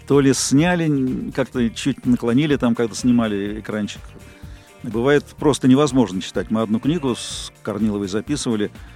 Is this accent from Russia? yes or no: yes; Moscow, Russia; родился в Москве в далеком 54 году. Садик, школа, институт